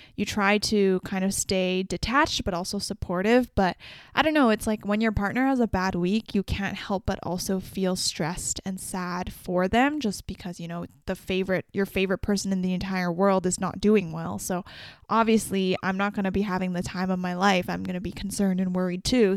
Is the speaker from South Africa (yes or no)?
no; Vancouver, British Columbia, Canada; I'm from Vancouver, B C